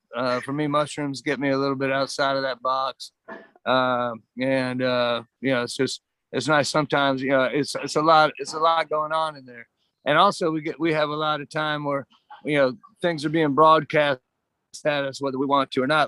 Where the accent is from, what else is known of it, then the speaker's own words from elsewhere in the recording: Georgia, United States; moved away; also born or lived in Austin, Texas; I'm from Georgia